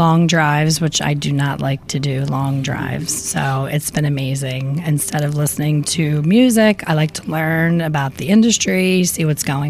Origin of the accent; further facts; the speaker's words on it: Philadelphia, Pennsylvania, United States; This is my hometown, Philly.